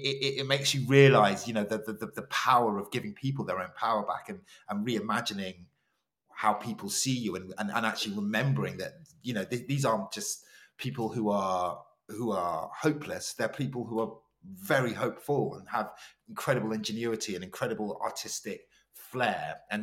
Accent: Ghana; you know, we're both Ghanaian, it felt like the most, it felt like being in Accra.

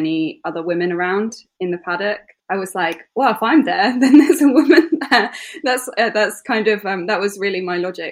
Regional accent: East Midlands, United Kingdom; I grew up near Silverstone and went to school really nearby.

